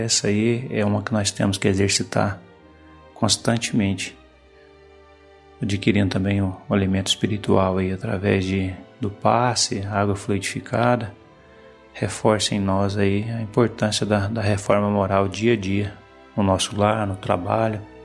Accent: Itaberaí, Goiás, Brazil; sou da cidade de Itaberaí, Goiás

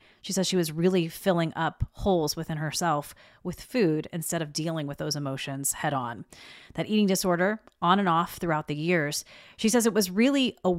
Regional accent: South Carolina, United States; also born or lived in Georgia; I tell people I was made in Georgia and I'm from South Carolina.

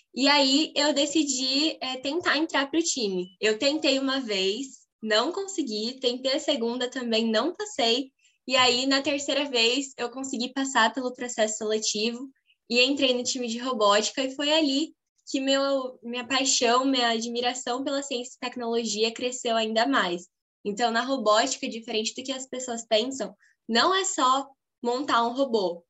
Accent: Birigui, São Paulo, Brazil; sou de Birigui, do interior do estado de São Paulo

